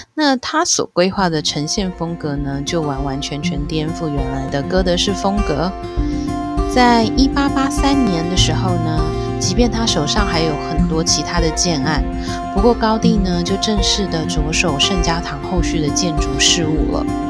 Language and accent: Chinese; Taiwan; 我们台湾这边，如果去庙里面，大家也是闻得到，呃，香的这样子的一种气息